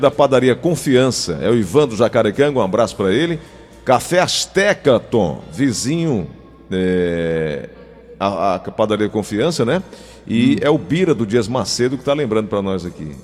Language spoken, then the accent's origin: Portuguese; Cajazeiras, Paraíba, Brazil; moved away; na Paraíba, lá onde eu nasci, Cajazeiras